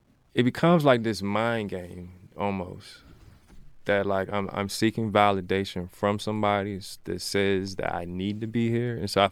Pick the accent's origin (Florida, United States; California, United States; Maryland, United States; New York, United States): Maryland, United States; now in Richmond, United States; Richmond is my second home. Like, I'm originally from Maryland, but like Richmond is home.